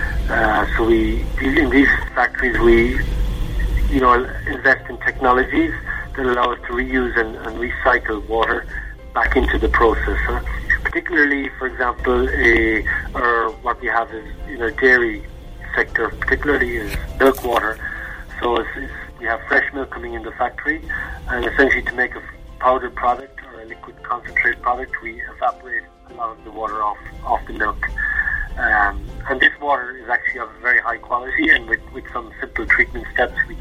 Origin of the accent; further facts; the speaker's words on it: Ireland; moved away as an adult; now in Switzerland; I'm Irish. I'm working for Nestle for the last 8 years in the headquarters in Switzerland